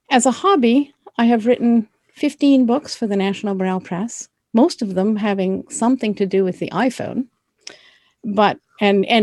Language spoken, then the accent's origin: English; Florida, United States; I grew up in Florida, which is the southeasternmost state in the United States.